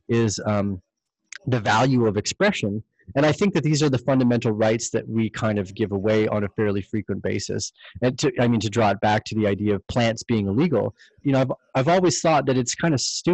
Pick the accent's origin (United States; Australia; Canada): Canada; as a Canadian